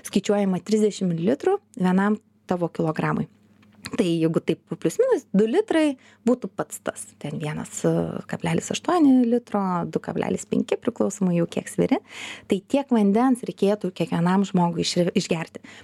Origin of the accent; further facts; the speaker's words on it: Lithuania; also born or lived in Kaunas; mes esame lietuviai